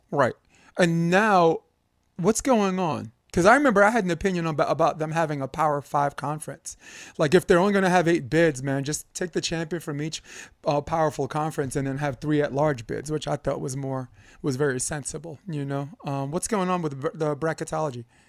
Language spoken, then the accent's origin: English; New York, United States; I'm growing up in New York. I felt like everyone on my block could freestyle except for me.